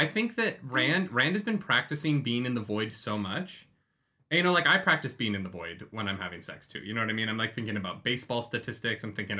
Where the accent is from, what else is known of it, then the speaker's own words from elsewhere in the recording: Canada; like we're Canadian.